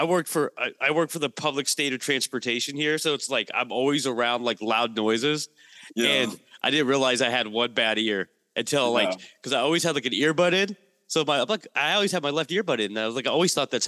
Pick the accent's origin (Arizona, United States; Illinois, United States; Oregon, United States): Oregon, United States; Portland; I'm from Portland, Oregon